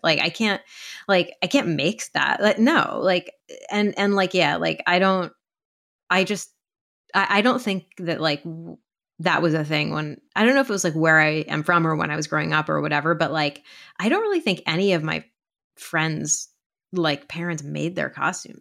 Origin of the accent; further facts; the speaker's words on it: East Coast, United States; I grew up in the East Coast